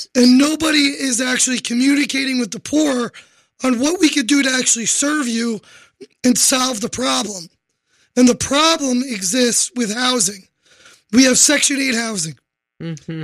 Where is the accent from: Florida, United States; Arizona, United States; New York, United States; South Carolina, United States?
New York, United States; New York City; I am a New Yorker